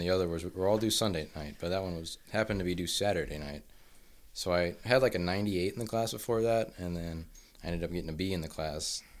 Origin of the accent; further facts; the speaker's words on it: Troy, Missouri, United States; moved away; I'm from Troy, Missouri